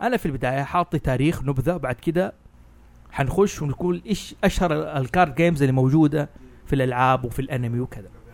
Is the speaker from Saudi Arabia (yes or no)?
yes; Hejaz, Saudi Arabia; أنا حجازي